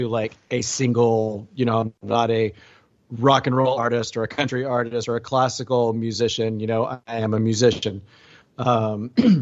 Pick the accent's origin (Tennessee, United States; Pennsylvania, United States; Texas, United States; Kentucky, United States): Texas, United States; Houston; I grew up in Texas, in Houston area